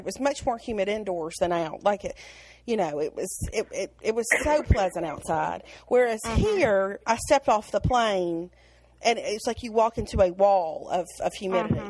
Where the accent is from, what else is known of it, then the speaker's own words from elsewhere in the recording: the South, United States; accent: southern; a person with a southern accent